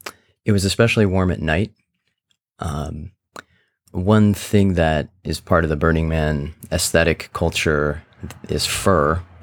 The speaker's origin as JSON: {"language": "English", "region": "Midwest", "country": "United States", "tie": "born or raised there", "lives_now": "San Francisco, United States", "said": "I grew up in the Midwest, where it's a wonderful place to grow up, but sometimes you don't get exposed to a lot of the different points of view and people and everything who are out there."}